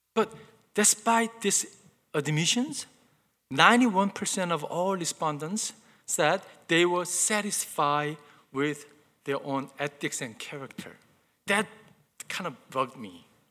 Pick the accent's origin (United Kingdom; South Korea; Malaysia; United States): South Korea; moved away; I remember growing up, growing up in Korea, uh, my mom used to buy me brand new clothes